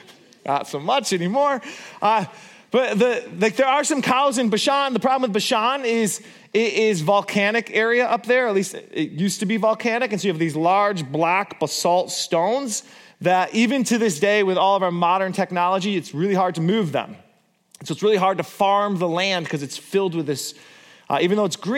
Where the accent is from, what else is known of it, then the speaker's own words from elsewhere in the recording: Borculo, Gelderland, Netherlands; because I grew up in Borculo. And there's lots of bees and there's lots of cows.